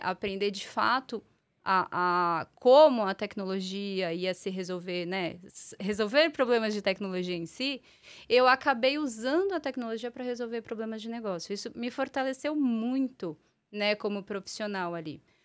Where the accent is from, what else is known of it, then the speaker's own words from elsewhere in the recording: São Paulo, Brazil; also born or lived in Portugal; eu sou eu sou paulistana da Gema, uhum. né? Nasci, morei boa parte da minha vida por aqui